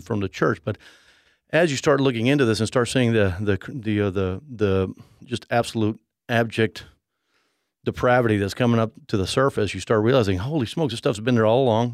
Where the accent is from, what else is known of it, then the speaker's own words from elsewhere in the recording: Mexico City, Mexico; I grew up in Mexico City.